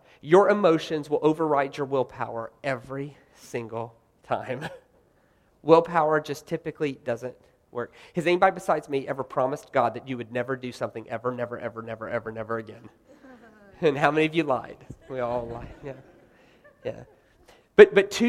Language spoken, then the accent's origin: English; the South, United States; I'm from the South, by the way. I'm from the South.